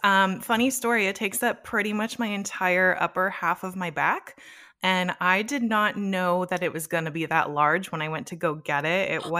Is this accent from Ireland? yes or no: no; Los Angeles, California, United States; So for me, I grew up in Los Angeles, probably about an hour away from Disneyland.